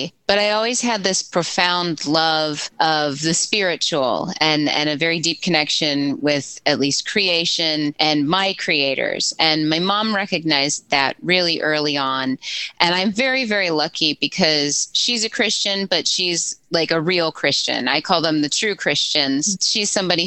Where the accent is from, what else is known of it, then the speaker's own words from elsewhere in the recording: St. Louis, Missouri, United States; also born or lived in St. Peters, Missouri; I'm from St. Louis